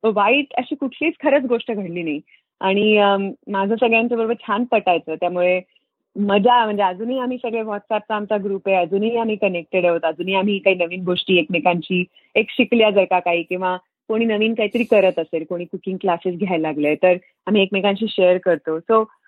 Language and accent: Marathi; Solapur, Maharashtra, India; moved away as an adult; now in Fremont, United States; सोलापूरला आम्ही सोलापुरात वाढले